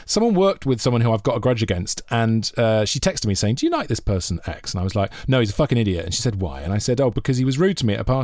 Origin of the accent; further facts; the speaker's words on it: Monmouth, Wales, United Kingdom; I grew up near Cheltenham